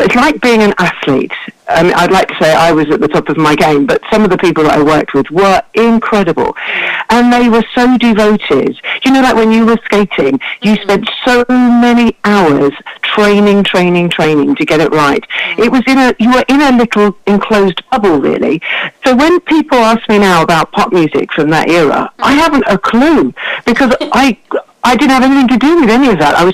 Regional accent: Buxford, East Sussex, South East England, United Kingdom; I grew up in Buxford in East Sussex in an amazing house

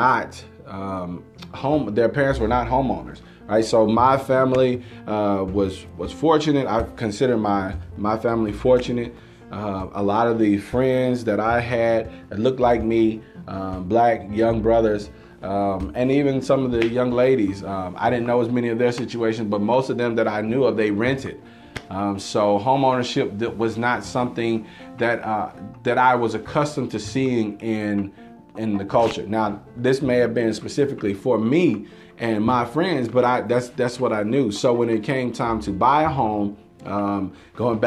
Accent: Longview, United States; I grew up here in Longview

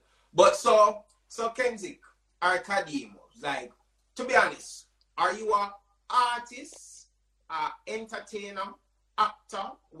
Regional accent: Jamaica; Something to be proud of as Jamaican

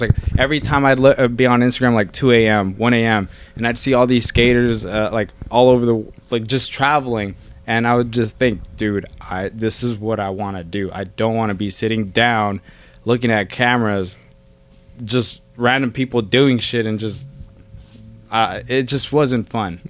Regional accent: Bakersfield, California, United States; I'm from Bakersfield

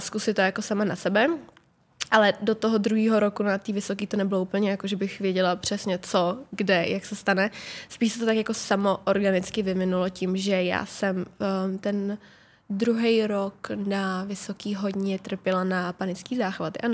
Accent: Czechia; jsem plně Češka

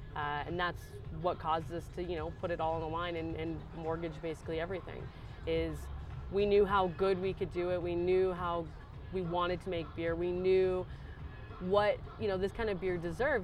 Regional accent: Aurora, Colorado, United States; moved away as an adult; also born or lived in Asheville, North Carolina; I'm from Denver, so well, around Denver, Aurora

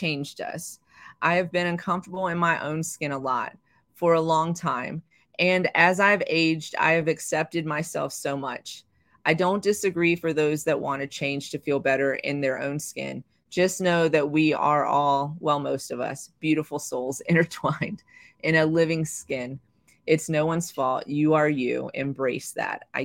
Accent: the South, United States; I'm from the South.

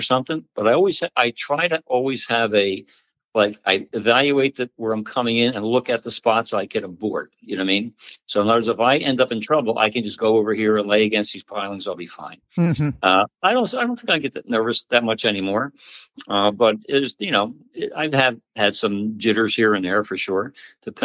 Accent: Pennsauken, New Jersey, United States; I grew up in Jersey. I grew up in Pensauken, which was a great town

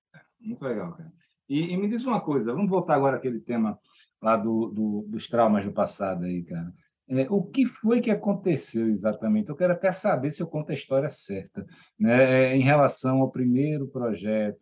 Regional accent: Maceió, Alagoas, Brazil; Eu sou de Maceió

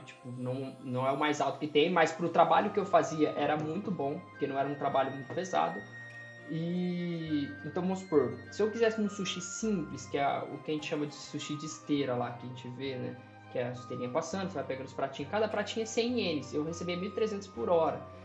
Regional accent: Brazil; also born or lived in Japan; eu sou brasileiro

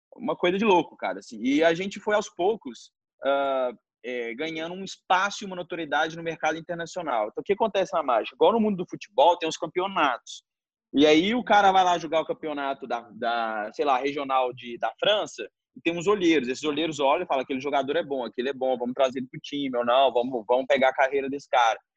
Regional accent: Belo Horizonte, Minas Gerais, Brazil; a gente nasceu, a gente nasceu em Belo Horizonte

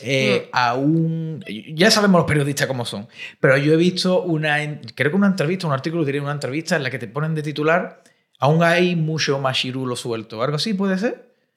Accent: Cádiz, Andalusia, Spain; now in Madrid, Spain; yo vengo de Cádiz, que es una ciudad un poco más pequeña, y ahora estoy aquí en una gran urbe, en Madrid

